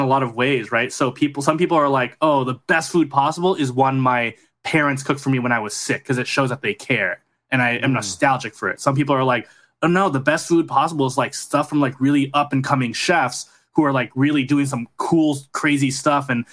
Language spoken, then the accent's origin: English; Southern California, United States; I grew up in Southern California suburbs